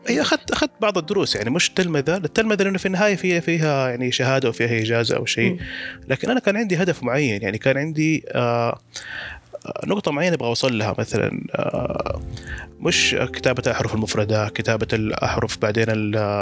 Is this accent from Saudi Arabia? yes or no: yes; Mecca, Makkah Province, Saudi Arabia; كان عندنا في مكة